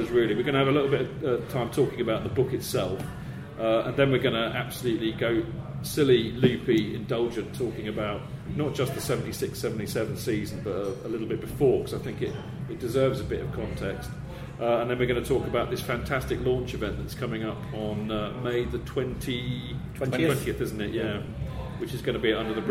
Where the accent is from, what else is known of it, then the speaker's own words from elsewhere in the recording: Hampshire, South East England, United Kingdom; I grew up in Hampshire